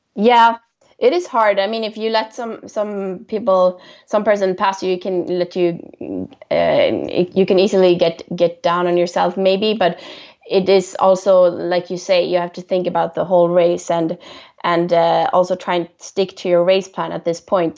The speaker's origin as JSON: {"language": "English", "town": "Stockholm", "region": "Stockholm County", "country": "Sweden", "said": "I'm from Stockholm"}